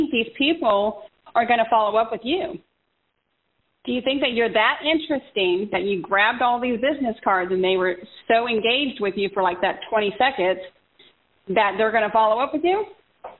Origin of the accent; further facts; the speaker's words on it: San Diego, California, United States; we are both from San Diego, and we went to San Diego State